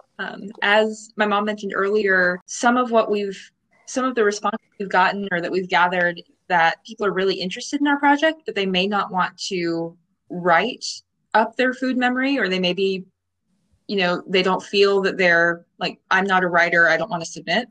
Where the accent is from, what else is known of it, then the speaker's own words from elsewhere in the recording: the South, United States; now in Texas, United States; we're both from the South.